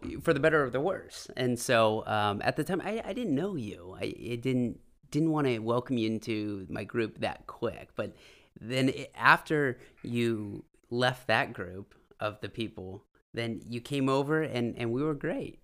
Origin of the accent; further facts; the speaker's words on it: Half Moon Bay, California, United States; moved away as an adult; I actually was born and raised in the Bay Area. Uh, Half Moon Bay, to be specific